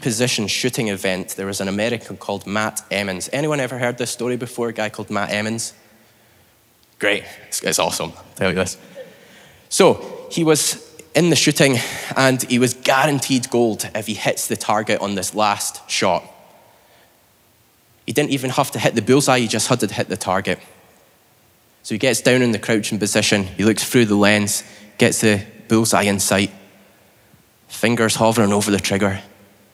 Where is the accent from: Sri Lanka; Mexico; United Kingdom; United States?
United Kingdom; Scotland; now in Northern Ireland, United Kingdom; I'm from Scotland